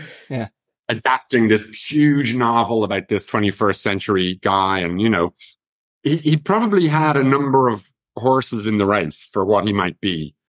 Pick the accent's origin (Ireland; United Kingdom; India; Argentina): Ireland; even though I've been to LA a good bit, I'm still an Irish guy.